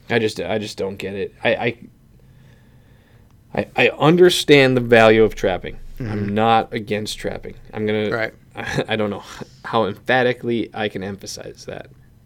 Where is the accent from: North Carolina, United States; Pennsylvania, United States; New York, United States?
Pennsylvania, United States; But we're from Pennsylvania.